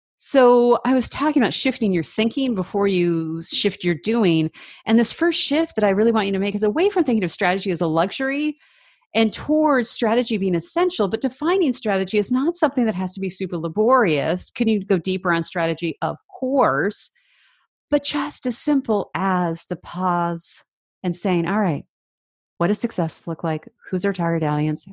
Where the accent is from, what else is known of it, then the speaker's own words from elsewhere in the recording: Seattle, Washington, United States; also born or lived in Vancouver, Canada; we moved from Vancouver to Seattle, or the Seattle area